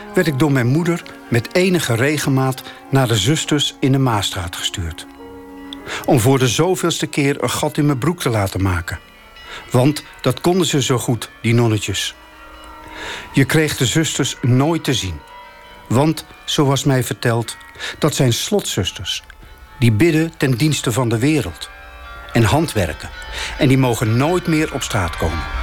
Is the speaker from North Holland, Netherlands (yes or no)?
no; Weert, Limburg, Netherlands; Ik groeide op in Weert